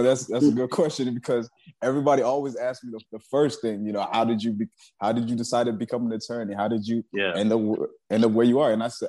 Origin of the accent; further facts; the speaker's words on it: Nigeria; but, you know, I'm Nigerian.